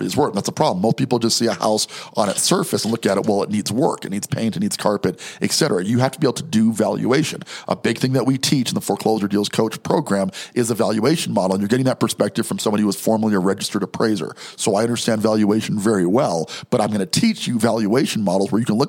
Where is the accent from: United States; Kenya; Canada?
United States; New York; moved away; also born or lived in Denver; I'm from New York